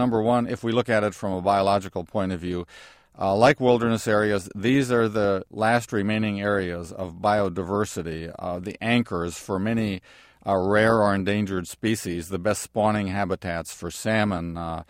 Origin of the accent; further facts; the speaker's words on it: Wisconsin, United States; the watersheds of the Appalachian Mountains, of my home state, of Wisconsin, the upper Midwest, that were clear-cut and burned back in the late 1800s